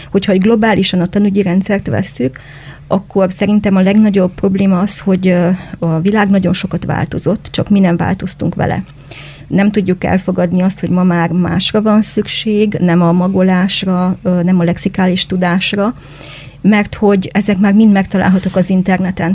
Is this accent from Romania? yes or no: yes; Cluj-Napoca, Cluj County, Romania; moved away as an adult; also born or lived in Dombegyháza, Hungary; now in Arad, Romania; az a Kolozsvár, ahol én felnőttem